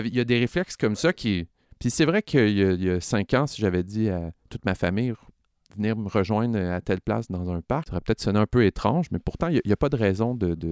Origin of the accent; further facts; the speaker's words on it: Laval, Quebec, Canada; j'ai grandi à Laval